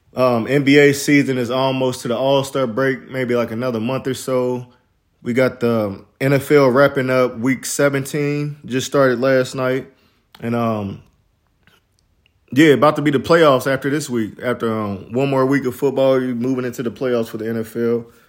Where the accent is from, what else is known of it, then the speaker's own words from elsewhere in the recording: Midwest, United States; I'm from the Midwest